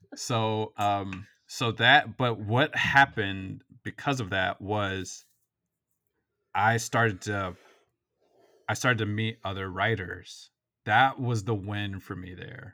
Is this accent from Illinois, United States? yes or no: yes; Waukegan, Illinois, United States; I grew up in Waukegan